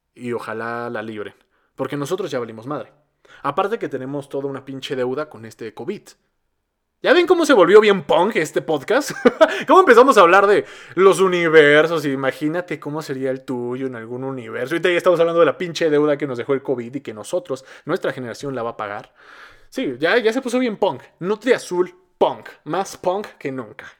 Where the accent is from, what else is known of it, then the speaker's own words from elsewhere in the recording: Mexico; somos el país que habla español más poblado de Latinoamérica